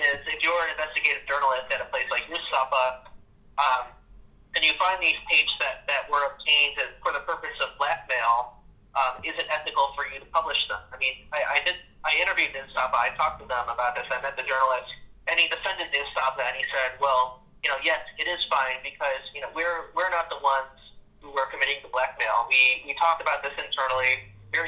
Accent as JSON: {"language": "English", "town": "Chicago", "region": "Illinois", "country": "United States", "said": "I'm from Chicago"}